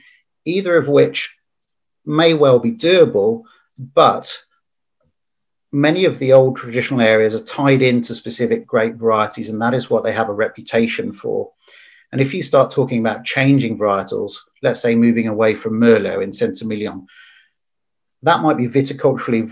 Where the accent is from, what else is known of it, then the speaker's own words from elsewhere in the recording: England, United Kingdom; as English